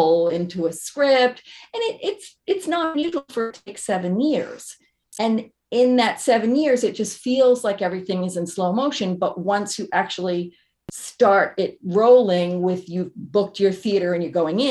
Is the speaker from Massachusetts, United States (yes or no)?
yes; Massachusetts, United States; moved away as an adult; also born or lived in New York; I grew up in Massachusetts, moved to New York in order to do my, I did an internship